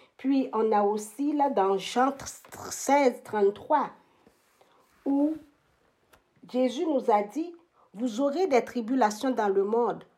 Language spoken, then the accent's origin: French; Haiti; moved away as an adult; also born or lived in Montreal, Canada / Toronto, Canada; now in Ottawa, Canada; je suis originaire d'Haïti. je, suis arrivée à Montréal en 1994